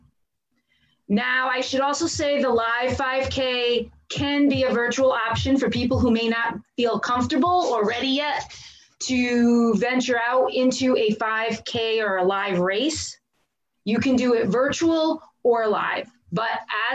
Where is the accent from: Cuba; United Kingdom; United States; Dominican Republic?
United States; Branford, Connecticut; also born or lived in Northford, Connecticut; I grew up in Branford, Connecticut.